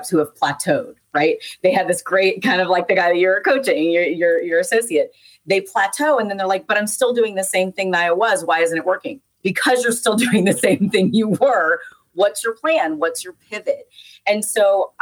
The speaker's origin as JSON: {"language": "English", "region": "the South", "country": "United States", "said": "I'm from the South."}